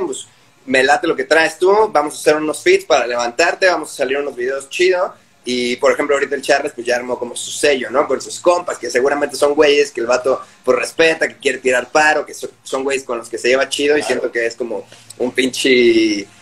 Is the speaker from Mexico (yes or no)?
yes; Guadalajara, Jalisco, Mexico; moved away; yo crecí en Guadalajara